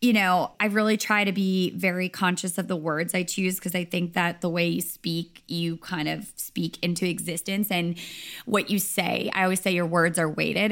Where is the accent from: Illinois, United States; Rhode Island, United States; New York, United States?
Rhode Island, United States; moved away as an adult; also born or lived in Nashville / Los Angeles; I'm from Rhode Island